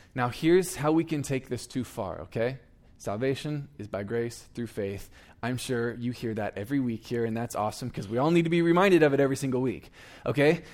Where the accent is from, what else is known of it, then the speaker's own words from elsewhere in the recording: Eugene, Oregon, United States; moved away as an adult; now in Iowa, United States; I was born and raised in Eugene, Oregon